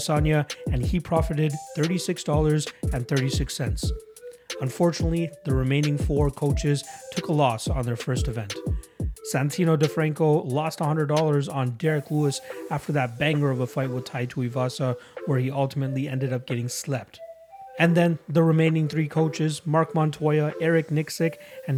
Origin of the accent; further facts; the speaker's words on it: Toronto, Ontario, Canada; I'm from Toronto myself, so I definitely feel all that that snow and stuff